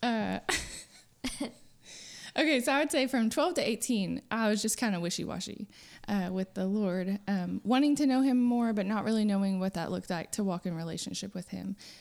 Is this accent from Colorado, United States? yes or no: no; Friendswood, Texas, United States; moved away as an adult; now in Nacogdoches, United States; I grew up in Friendswood, which is southeast Houston area